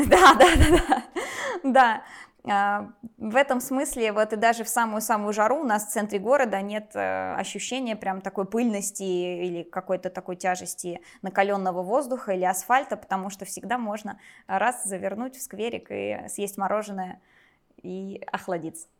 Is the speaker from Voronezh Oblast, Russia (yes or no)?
yes; Voronezh Oblast, Russia; я родилась в Воронежской области, в 50 километрах от самого города, а в Воронеж переехала